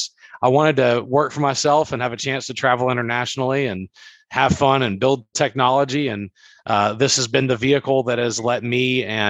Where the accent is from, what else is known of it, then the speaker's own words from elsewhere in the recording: Baton Rouge, Louisiana, United States; moved away as an adult; now in Texas, United States; I was born and raised in Baton Rouge, Louisiana